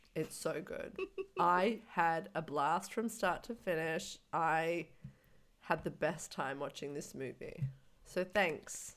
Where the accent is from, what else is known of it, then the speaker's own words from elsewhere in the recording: Australia; as an Australian